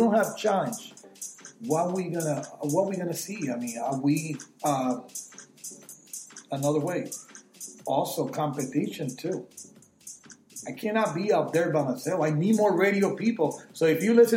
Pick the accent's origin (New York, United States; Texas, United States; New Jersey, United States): New Jersey, United States; also born or lived in Puerto Rico; born in Puerto Rico and raised in New Jersey